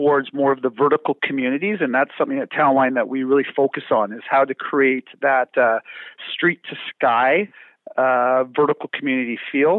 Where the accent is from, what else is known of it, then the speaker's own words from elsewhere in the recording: Vancouver, British Columbia, Canada; I am born and raised in Metro Vancouver.